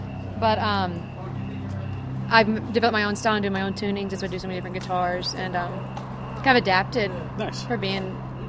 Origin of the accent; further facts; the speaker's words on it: West Columbia, Texas, United States; I grew up in a very small hick town in Texas.